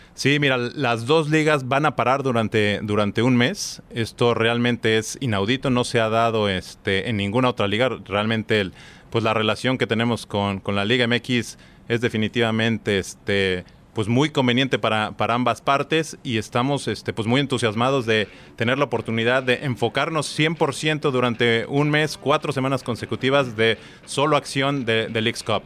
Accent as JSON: {"language": "Spanish", "country": "Mexico", "said": "yo soy, soy mexicano"}